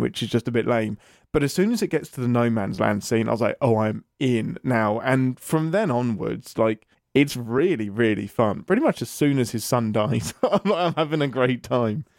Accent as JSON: {"language": "English", "region": "England", "country": "United Kingdom", "said": "I'm English"}